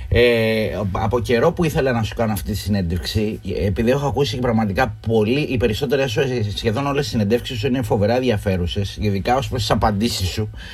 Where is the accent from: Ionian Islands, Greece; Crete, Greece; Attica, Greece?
Ionian Islands, Greece; Northern Corfu; Εγώ έρχομαι από τη Βόρεια Κυρκυρά